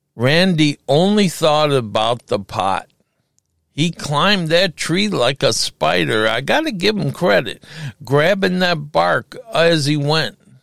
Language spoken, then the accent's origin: English; Chicago, Illinois, United States; I'm from Chicago